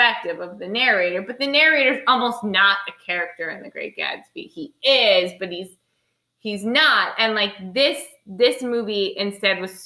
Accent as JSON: {"language": "English", "country": "United States", "said": "we as Americans"}